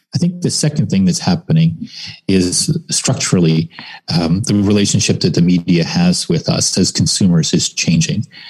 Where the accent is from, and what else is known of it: Canada